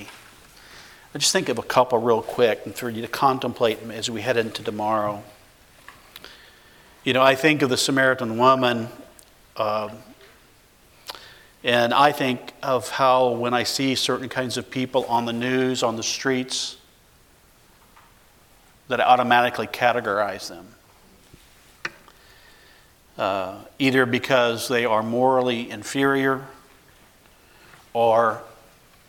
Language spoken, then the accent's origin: English; Midwest, United States; a Middle Western white accountant boy